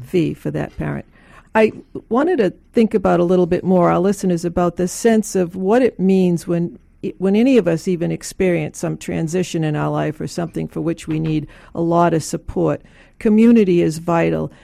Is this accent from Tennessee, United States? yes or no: no; Boston, Massachusetts, United States; moved away as an adult; also born or lived in Washington, D.C.; I grew up in Boston and I left to go to graduate school in D C